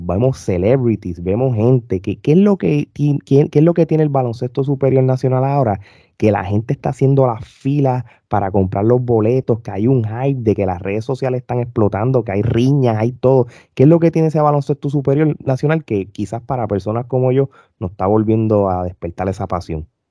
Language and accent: Spanish; Puerto Rico; now in United States; yo como puertorriqueño, súper fanático del baloncesto superior, me desconecté muchos años, vivo en los Estados Unidos